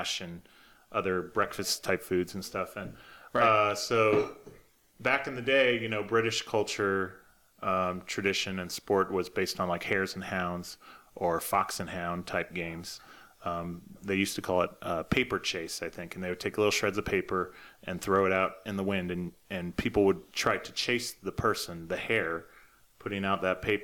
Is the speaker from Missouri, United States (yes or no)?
yes; Labadie, Missouri, United States; I grew up in Missouri, just outside St. Louis, in a little town called Labadie, Missouri.